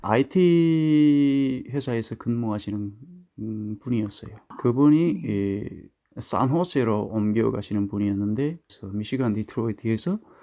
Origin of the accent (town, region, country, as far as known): North Korea; now in United States